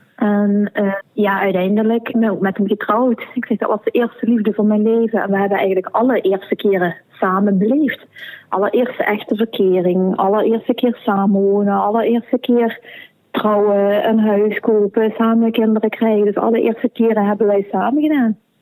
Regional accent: Sittard, Limburg, Netherlands; moved away as an adult; now in Belgian Limburg, Belgium; Ik ben van Nederlands Limburg heb eigenlijk mijn hele leven in Sittard gewoond

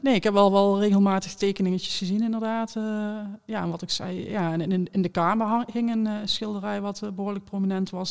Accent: Beers, North Brabant, Netherlands; moved away; waar ik vandaan kom. Ehm, Beers, kleine gemeente in, in Noord-Brabant

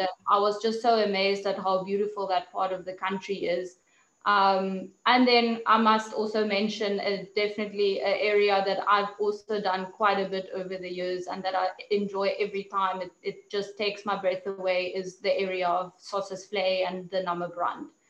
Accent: Namibia; also born or lived in South Africa; growing up in Namibia, nature was one of um, you know one of the things that was always part of my life

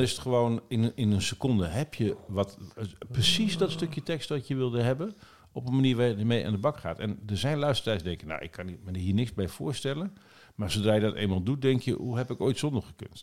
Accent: Nieuw-Buinen, Drenthe, Netherlands; vlakbij waar ik ben opgegroeid in Drenthe, bij Borger, in Nieuwbuinen.

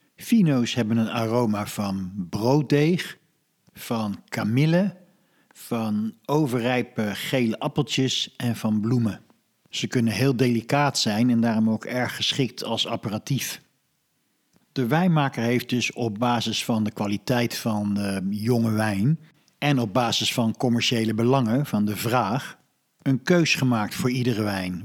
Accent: Netherlands; wij als Nederlanders

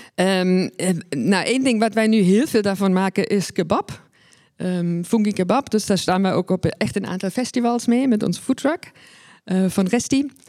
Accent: East Germany, Germany; now in Netherlands; ben geboren en opgegroeid in Oost-Duitsland

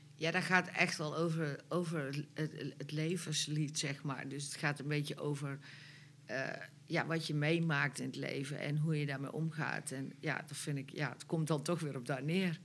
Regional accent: North Brabant, Netherlands; wij zijn Brabanders

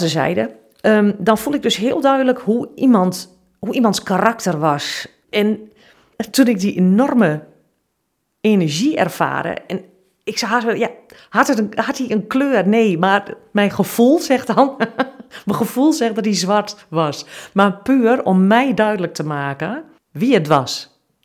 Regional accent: Twente, Overijssel, Netherlands; ik kom uit Twente

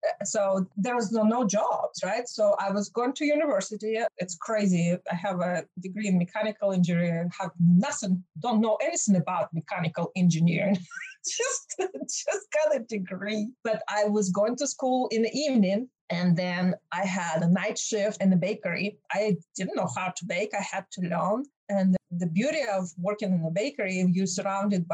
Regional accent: Russia; English is a second language; moved away as an adult; now in United States; when I was growing up in Soviet Union

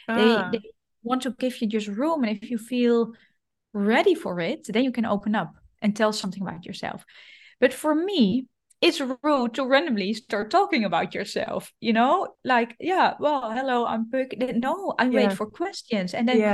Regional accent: Netherlands; moved away as an adult; also born or lived in Rome, Italy; now in Bern, Switzerland; I don't know if it's a Dutch thingy or just me in particular

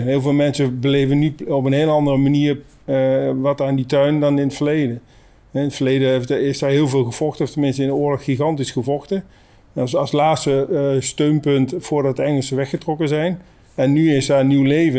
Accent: Oosterbeek, Gelderland, Netherlands; moved away; uit Oosterbeek. Uh, ik woon inmiddels niet meer in Oosterbeek

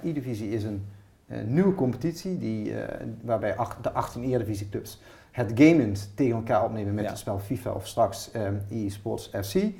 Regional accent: Maastricht, Limburg, Netherlands; ik kom uit de andere kant van het land, ik kom uit Maastricht

